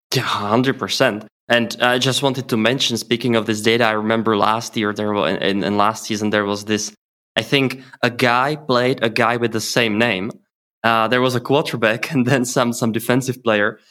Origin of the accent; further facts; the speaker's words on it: Czechia; I am from Czech Republic and also live here